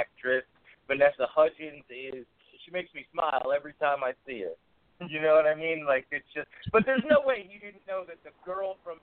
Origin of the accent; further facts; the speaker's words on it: Philadelphia, Pennsylvania, United States; I was from Philly